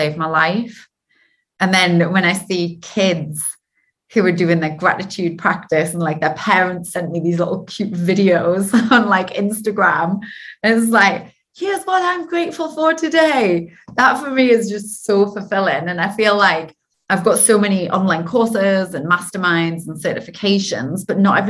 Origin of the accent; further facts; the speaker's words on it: Geordie, North East England, United Kingdom; accent: Geordie; my dodgy Geordie accent.